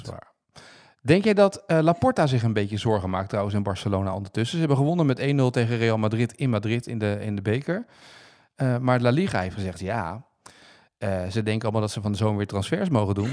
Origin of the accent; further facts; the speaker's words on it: Noordwijk, South Holland, Netherlands; moved away; VV Noordwijk, waar ik ben opgegroeid